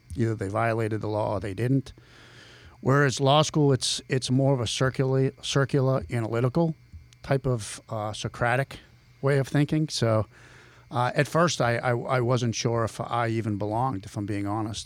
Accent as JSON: {"language": "English", "town": "Billerica", "region": "Massachusetts", "country": "United States", "accent": "Boston", "moved": "yes", "lives_now": "Ohio, United States", "said": "I'm from Billerica, Massachusetts"}